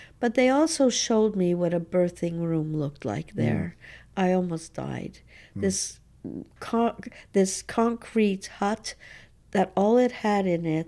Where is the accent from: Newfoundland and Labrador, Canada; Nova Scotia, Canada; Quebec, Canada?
Quebec, Canada; Montreal; It was, you know, it was just part of being in Montreal, being a Canadian.